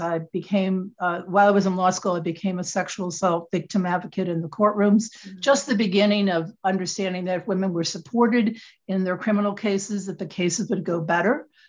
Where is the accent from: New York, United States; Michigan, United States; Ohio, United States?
Michigan, United States; moved away as an adult; also born or lived in Connecticut; I'm originally from Michigan, uh, it's where I was born and raised